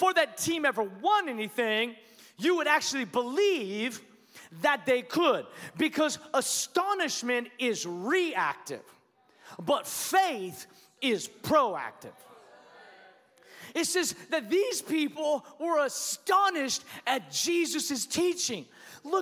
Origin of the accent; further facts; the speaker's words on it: Washington, United States; now in Allen, United States; I grew up in Washington State, and so I'm a Seattle Seahawks fan